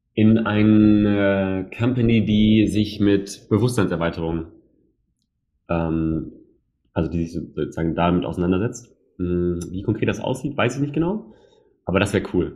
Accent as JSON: {"language": "German", "town": "Hanover", "region": "Lower Saxony", "country": "Germany", "said": "wir sind ja Hannoveraner im Herzen, Hannoveraner"}